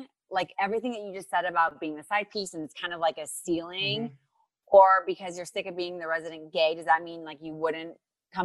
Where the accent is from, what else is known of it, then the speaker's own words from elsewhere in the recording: Ohio, United States; I'm from Ohio.